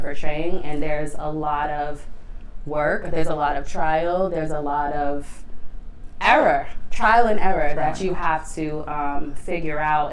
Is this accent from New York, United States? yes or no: no; Boston, Massachusetts, United States; I am born and raised in Boston.